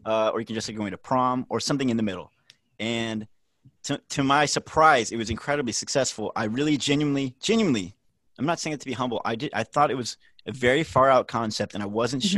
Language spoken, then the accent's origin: English; Nashville, Tennessee, United States; I am born and raised in Nashville